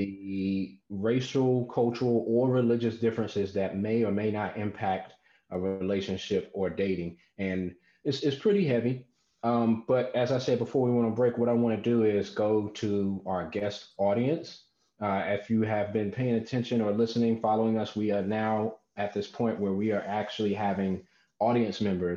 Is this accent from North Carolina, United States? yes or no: yes; North Carolina, United States; I'm actually from North Carolina, and that's well below the Mason-Dixon line, and also like a small town